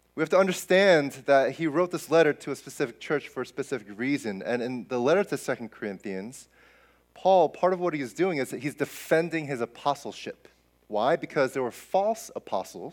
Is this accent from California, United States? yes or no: no; New Jersey, United States; moved away; I grew up in Jersey